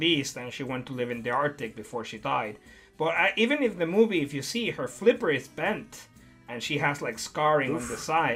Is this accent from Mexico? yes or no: yes; Puerto Vallarta, Jalisco, Mexico; moved away; also born or lived in Mexico City; I moved from Mexico City to Puerto Vallarta when I was 8 going to 9